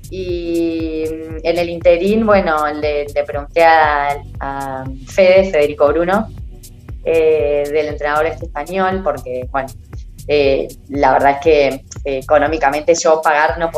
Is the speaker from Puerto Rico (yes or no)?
no; Argentina; mirá, soy una atleta argentina